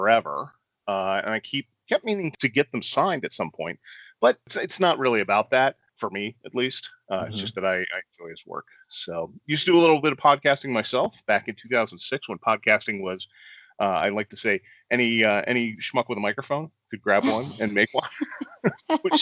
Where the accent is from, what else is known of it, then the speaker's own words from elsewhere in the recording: Northern Virginia, United States; also born or lived in Washington, D.C.; growing up in D.C. or in the D.C. area, I'm actually from Northern Virginia